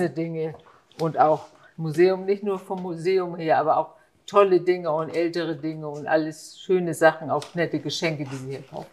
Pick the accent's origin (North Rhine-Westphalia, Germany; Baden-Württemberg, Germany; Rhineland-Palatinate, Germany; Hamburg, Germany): Hamburg, Germany; Ich bin in Heimfeld aufgewachsen, wir sind früher mit der Schule hierher gegangen